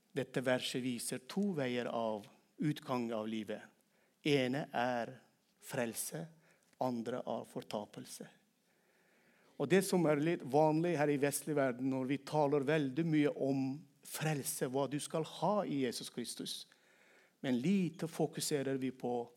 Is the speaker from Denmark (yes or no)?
no; Turkmenistan; Norwegian is a second language; moved away as an adult; now in Norway; jeg kom til Norge i 2001 som kvoteflyktning fra hjemlandet mitt da jeg var 23 år gammel. Men jeg ikke ble frelst i Norge, men jeg har blitt frelst i mitt eget land, Turkmenistan